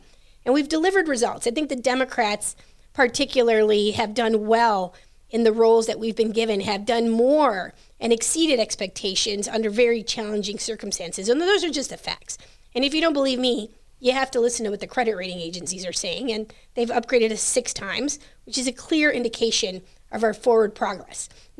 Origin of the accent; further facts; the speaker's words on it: Chicago, Illinois, United States; I said, I'm from Chicago.